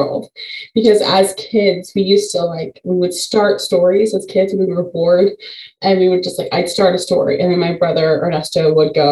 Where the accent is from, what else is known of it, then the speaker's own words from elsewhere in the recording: Chicago, Illinois, United States; now in Quad Cities, United States; Originally, I'm from Chicago, but I live in the Quad Cities now